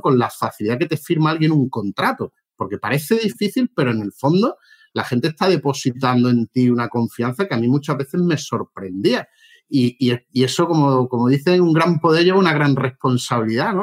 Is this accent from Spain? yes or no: yes; Málaga, Andalusia, Spain; also born or lived in Madrid; yo soy de Málaga